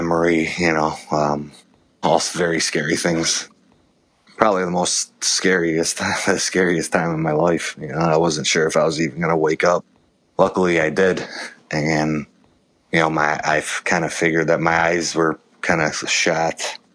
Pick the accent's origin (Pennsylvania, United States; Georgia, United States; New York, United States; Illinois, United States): Illinois, United States; Chicago; moved away as an adult; also born or lived in Las Vegas; I was born in Chicago, Illinois